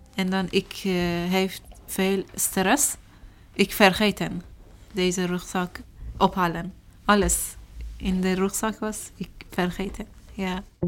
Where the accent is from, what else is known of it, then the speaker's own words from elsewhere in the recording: Iran; Dutch is a second language; moved away as an adult; also born or lived in Turkey; now in Netherlands; Ik kom uit Iran.